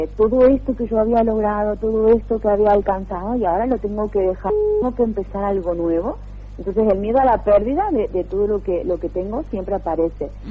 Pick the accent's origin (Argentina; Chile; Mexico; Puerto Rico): Argentina; moved away as an adult; also born or lived in England; now in Barcelona, Spain; si bien soy argentina hace más de 10 años que vivo aquí en, Europa